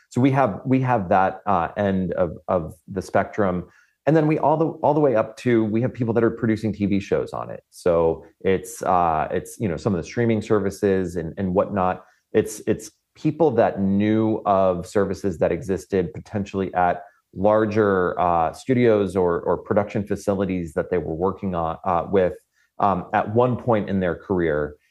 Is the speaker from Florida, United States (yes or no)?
yes; Florida, United States; moved away; I come from Florida